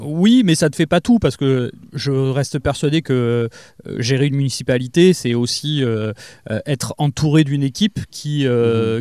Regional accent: Lège-Cap-Ferret, Nouvelle-Aquitaine, France; j'ai grandi à Claoué, j'y ai passé mon enfance

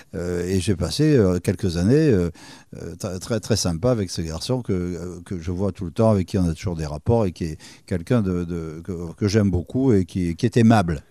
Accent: Andernos-les-Bains, Nouvelle-Aquitaine, France; also born or lived in Libreville, Gabon / Bordeaux; je suis au départ ce qu'on appelle un andernosien, c'est-à-dire je, viens du cœur du bassin. D'accord. moi, j'étais élevé par mes grands-parents à Bordeaux dans une pâtisserie. Je suis né à Libreville

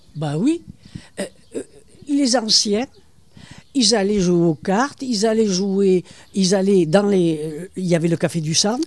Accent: Bordeaux, Nouvelle-Aquitaine, France; moved away as an adult; also born or lived in Bassens, Gironde; now in Cap Ferret, France; je suis née à Bassins, girondins ah. Je suis une Girondine et puis école, collège, tout ça, c'est Bordeaux.

